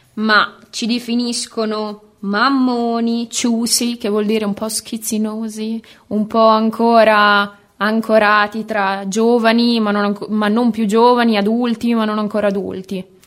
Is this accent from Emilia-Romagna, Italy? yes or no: yes; Bologna, Emilia-Romagna, Italy; bolognese doc dell'Ariete, per la precisione bolognese quartiere Mazzini